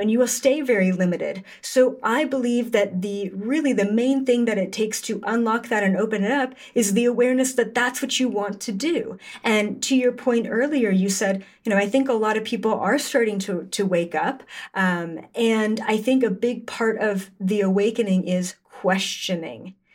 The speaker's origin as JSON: {"language": "English", "country": "Canada", "said": "I'm Canadian"}